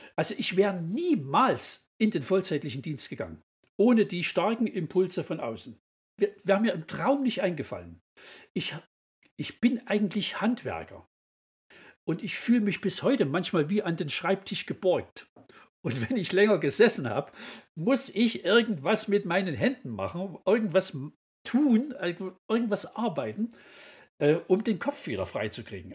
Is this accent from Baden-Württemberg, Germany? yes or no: no; Kirchberg, Saxony, Germany; ich komme also aus Kirchberg in Sachsen